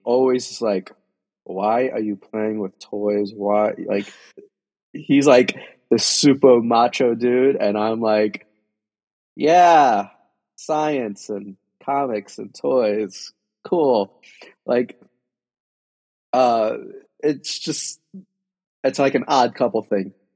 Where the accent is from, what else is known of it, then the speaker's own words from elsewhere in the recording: Union City, New Jersey, United States; I'm a kid from Union City, New Jersey.